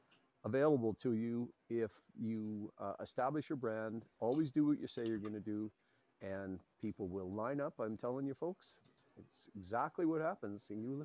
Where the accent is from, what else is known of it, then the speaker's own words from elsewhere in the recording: Edmonton, Alberta, Canada; Yes, I am. I'm one of those rare guys. My dad came to Edmonton when he was 5 years old from Thunder Bay.